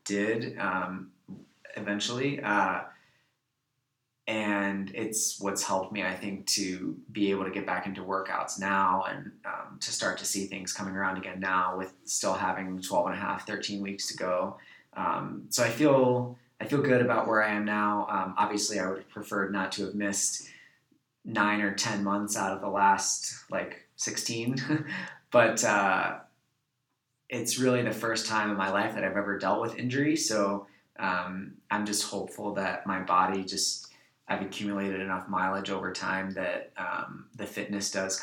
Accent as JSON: {"language": "English", "region": "New York", "country": "United States", "said": "I'm from New York"}